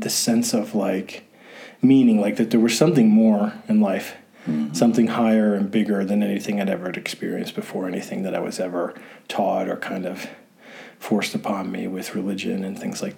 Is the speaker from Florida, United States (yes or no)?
no; Philadelphia, Pennsylvania, United States; moved away as an adult; also born or lived in Ithaca, New York / Iquitos, Peru; now in Peru; I am from the Philadelphia area in Pennsylvania. I was born and raised there